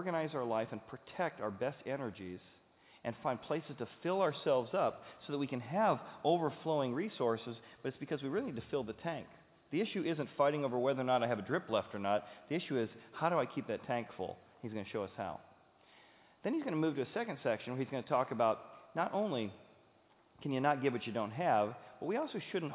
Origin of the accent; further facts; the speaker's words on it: Cincinnati, Ohio, United States; we're from Cincinnati